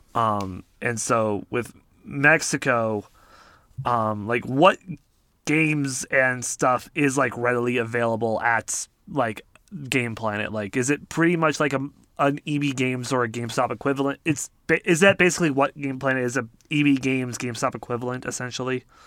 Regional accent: Canada

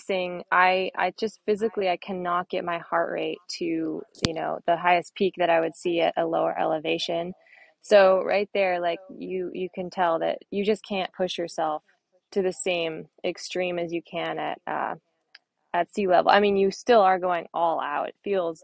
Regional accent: Inverness, California, United States; moved away as an adult; also born or lived in Durango, Colorado; I grew up in Inverness. It's part of Marin County, but it's very West Marin

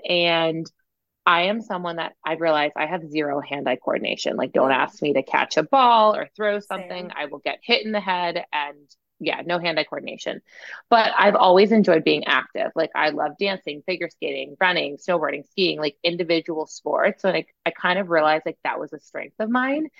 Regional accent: Massachusetts, United States; I'm like from Massachusetts originally

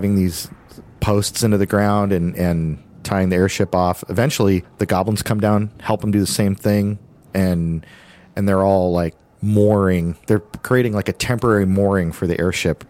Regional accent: Washington, United States; I'm from Washington

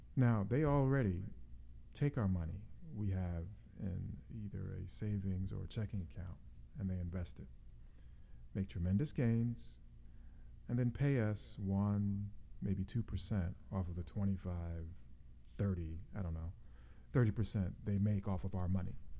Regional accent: United States; as an American citizen, I'm a bit disappointed

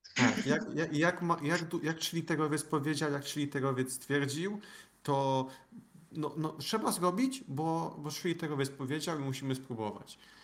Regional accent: Świętokrzyskie Voivodeship, Poland; pochodzę ze świętokrzyskiego

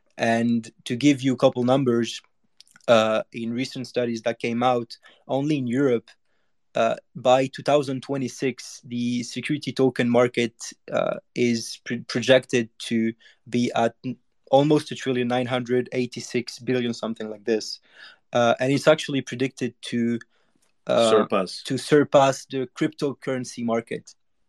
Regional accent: Monaco; I grew up in Monaco, so you guys know. If you don't know, it's a place where there's a lot of opportunities and a lot of big guys.

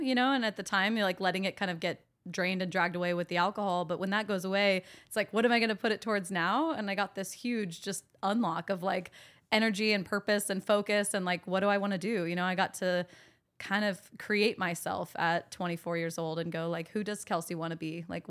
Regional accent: Sacramento, California, United States; So I grew up in Sacramento. My parents got divorced when I was pretty young, like 6 years old.

